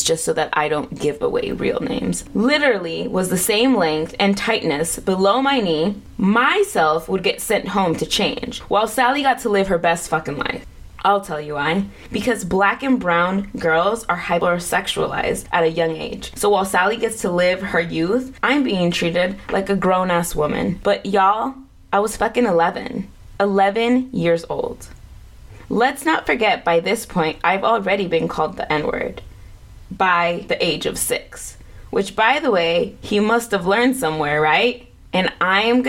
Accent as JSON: {"language": "English", "country": "United States", "tie": "born or raised there", "said": "Growing up in Washington gave me access to a variety of people"}